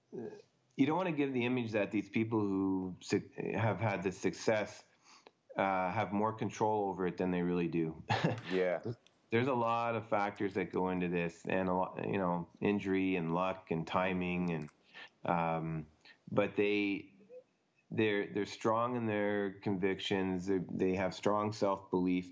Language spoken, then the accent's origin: English; Ottawa, Ontario, Canada; moved away; growing up in Canada, I played hockey all year round pretty much